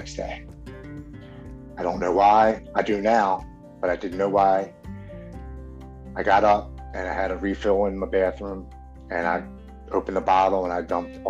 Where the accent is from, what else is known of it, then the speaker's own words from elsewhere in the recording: Baltimore, Maryland, United States; I'm from Baltimore, Maryland, born and raised here. I've lived here my entire life.